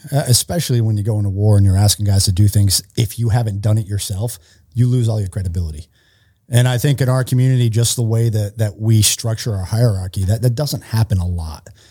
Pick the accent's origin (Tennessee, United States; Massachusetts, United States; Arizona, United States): Massachusetts, United States; Worcester; moved away; I'm from Worcester, Massachusetts, so outside of Boston, I grew up in Massachusetts.